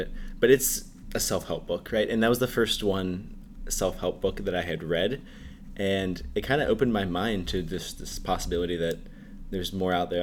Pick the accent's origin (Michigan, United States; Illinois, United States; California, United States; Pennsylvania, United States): Pennsylvania, United States; Pittsburgh; moved away as an adult; also born or lived in Texas; I am from Pittsburgh, Pennsylvania. I grew up there, lived there all my life, actually, until I moved to college.